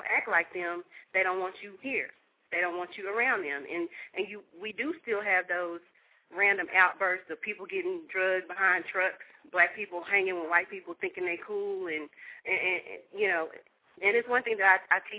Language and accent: English; Dallas, Texas, United States; also born or lived in Detroit; I was born and raised here in Texas